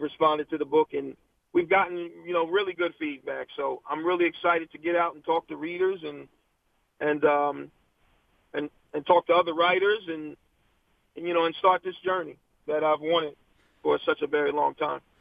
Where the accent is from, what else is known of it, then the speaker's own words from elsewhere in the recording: Virginia, United States; now in New Jersey, United States; I was born in Virginia. And, mm. uh, unfortunately, left and came to New Jersey